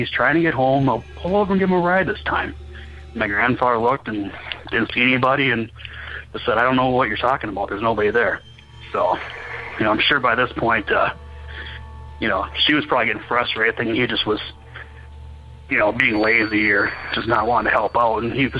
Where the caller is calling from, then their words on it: Minnesota, United States; I'm from Minnesota.